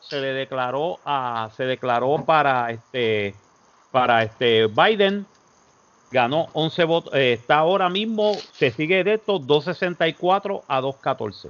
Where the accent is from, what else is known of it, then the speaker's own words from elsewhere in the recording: Puerto Rico; moved away as an adult; now in Florida, United States; los puertorriqueños nos quedamos, ok, chévere, hermano. Este, yo soy ciudadano americano